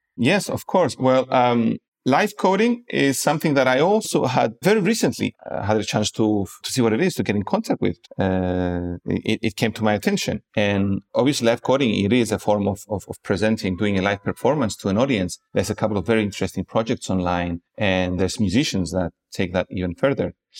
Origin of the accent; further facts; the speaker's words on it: Cyprus; moved away as an adult; also born or lived in Prague, Czech Republic; now in Lisbon, Portugal; I am originally from Cyprus